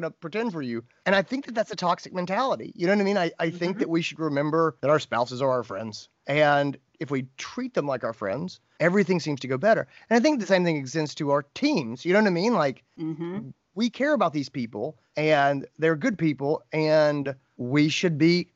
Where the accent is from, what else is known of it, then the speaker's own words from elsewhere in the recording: North Carolina, United States; I grew up in North Carolina